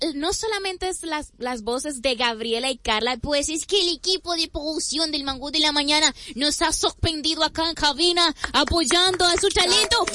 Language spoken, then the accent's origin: Spanish; Dominican Republic; como dominicanos